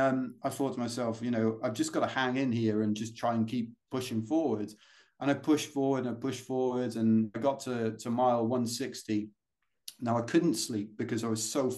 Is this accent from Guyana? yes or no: no; London, United Kingdom; accent: British; We don't get any of these in London